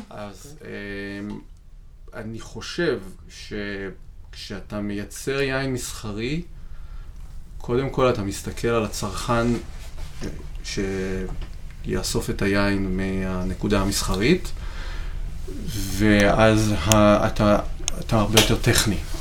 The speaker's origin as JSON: {"language": "Hebrew", "town": "Rishon LeZion", "region": "Central District", "country": "Israel", "tie": "born or raised there", "said": "נולדתי וגדלתי בראשון לציון"}